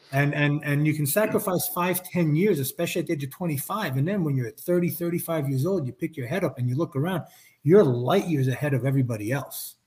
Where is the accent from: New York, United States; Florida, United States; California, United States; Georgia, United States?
New York, United States; New York City; growing up in New York City